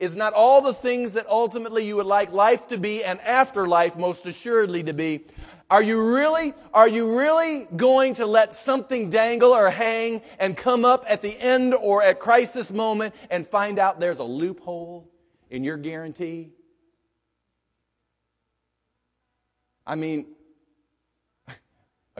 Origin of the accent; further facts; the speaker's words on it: United States; I'm an American.